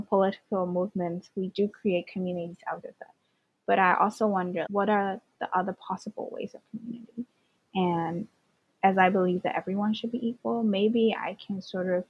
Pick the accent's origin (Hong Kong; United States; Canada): Hong Kong; growing up in Hong Kong, I'm the only child